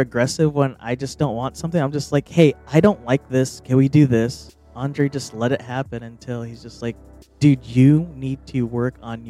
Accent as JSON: {"language": "English", "region": "California", "country": "United States", "said": "I'm a Californian by heart, sorry. And I am from a valley."}